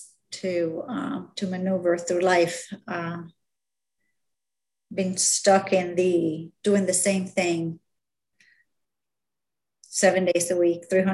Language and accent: English; Cuba; also born or lived in South Florida, United States / New Jersey, United States; now in Central Florida, United States; I was born in Cuba, and I came to the States on a boat in 1980 to South Florida.